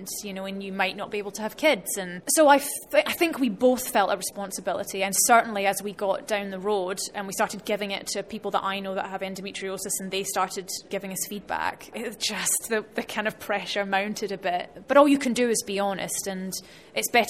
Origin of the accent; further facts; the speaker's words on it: Scotland, United Kingdom; being Scottish